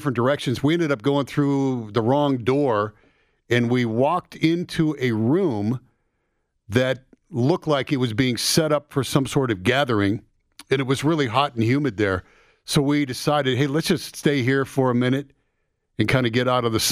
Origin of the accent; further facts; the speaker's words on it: Midwest, United States; now in Denver, United States; Grant and I grew up with back in the Midwest